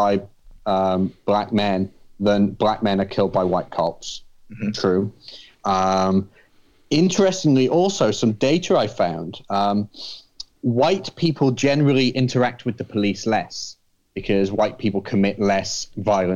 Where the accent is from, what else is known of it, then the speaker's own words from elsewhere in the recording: United Kingdom; moved away as an adult; now in United States; I'm a Brit